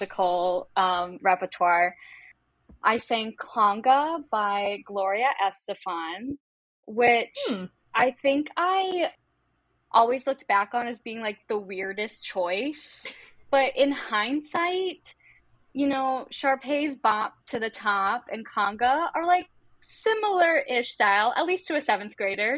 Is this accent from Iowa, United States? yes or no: no; Massachusetts, United States; now in Chicago, United States; I'm originally from Massachusetts